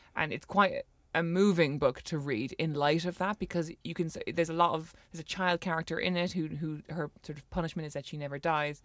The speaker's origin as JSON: {"language": "English", "town": "Cork", "region": "Munster", "country": "Ireland", "said": "we're both from Cork City"}